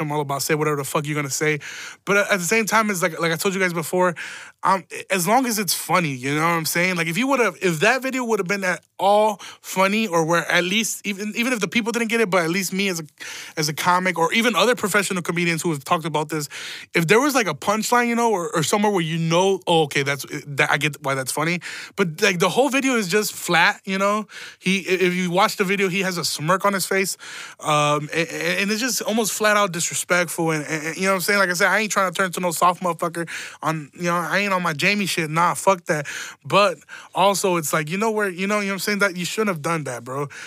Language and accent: English; Chicago, Illinois, United States; we're from Chicago. Like, we're Chicago